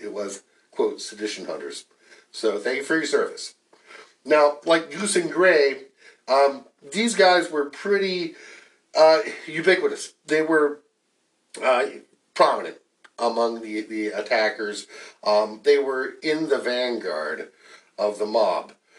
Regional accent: North Carolina, United States; born or raised there

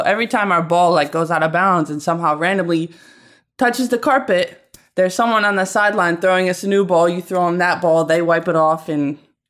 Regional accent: Syracuse, New York, United States; I'm from Syracuse.

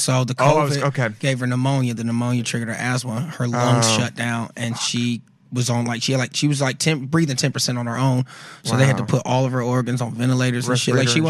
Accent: the South, United States; You know, I'm from the South.

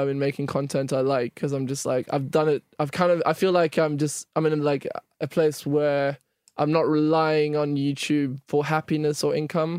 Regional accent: South Africa; now in United Kingdom; I'm from like 5 hours from Cape Town. So right. I grew up in a smaller town, but I always just tell people I'm from Cape Town

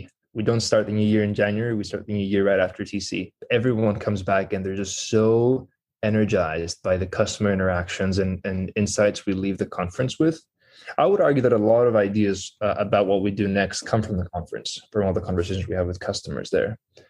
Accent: Greece; first language Greek; English is a second language; Yeah, exactly. So we started learning a second language around kindergarten. So I picked English at the time

